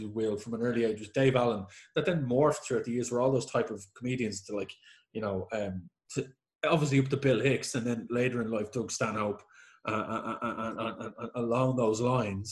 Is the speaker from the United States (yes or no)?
no; Ireland; being an Irish man who grew up in the 80s